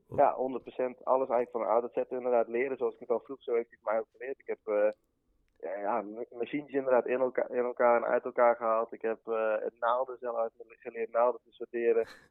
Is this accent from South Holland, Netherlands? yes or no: no; Vught, North Brabant, Netherlands; ik kom uit Vught